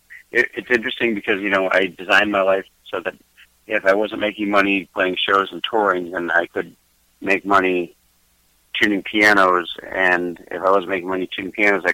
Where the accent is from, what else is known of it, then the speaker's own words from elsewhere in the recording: just outside of Boston, Massachusetts, United States; moved away as an adult; now in Southern California, United States; I grew up in just outside of Boston.